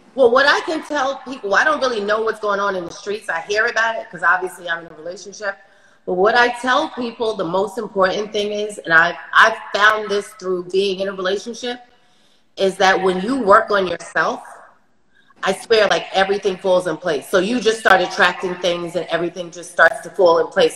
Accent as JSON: {"language": "English", "town": "New York City", "region": "New York", "country": "United States", "said": "I'm from Brooklyn"}